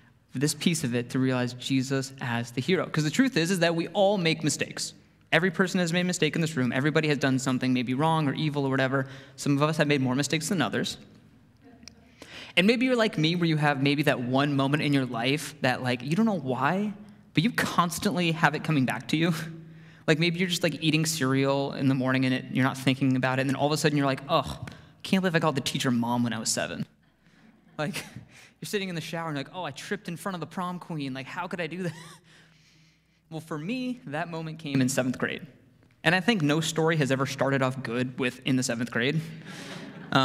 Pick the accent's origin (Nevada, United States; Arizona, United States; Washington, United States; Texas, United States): Arizona, United States; I grew up in Arizona